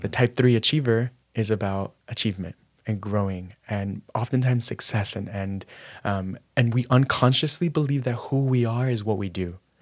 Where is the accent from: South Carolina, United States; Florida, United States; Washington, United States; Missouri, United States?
Florida, United States; Miami; growing up in Miami, my parents were immigrants from Managua, Nicaragua